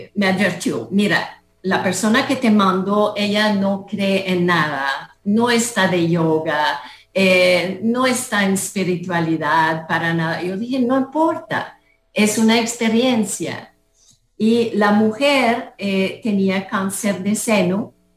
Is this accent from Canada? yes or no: yes; Canada; moved away as an adult; now in Costa Rica; yo soy de Canadá